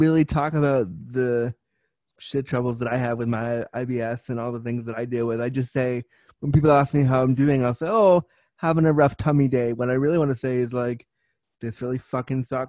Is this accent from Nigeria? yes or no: no; Canada; I'm Canadian